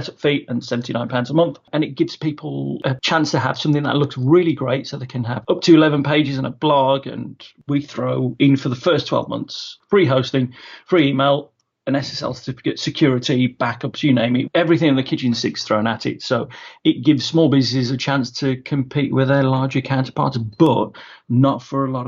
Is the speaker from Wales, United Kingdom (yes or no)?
no; Wolverhampton, West Midlands, United Kingdom; I'm from Wolverhampton, sunny Wolverhampton, the heart of the Black Country